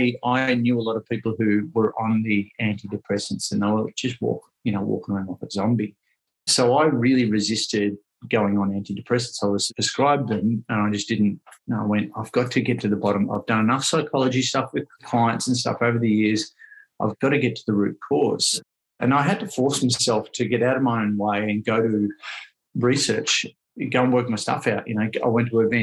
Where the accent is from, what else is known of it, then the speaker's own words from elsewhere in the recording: Ocean Grove, Victoria, Australia; also born or lived in Melbourne; I grew up here in Ocean Grove, and I moved back down here after 20 years being up in Melbourne in the city.